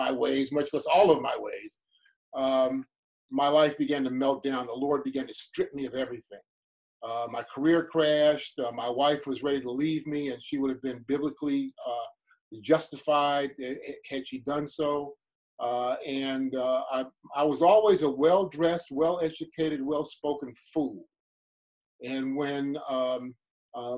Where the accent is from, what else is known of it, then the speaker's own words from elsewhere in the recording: Cleveland, Ohio, United States; also born or lived in Chicago; I grew up on 80th and Cedar, 80th off of Cedar in what's now called Fairfax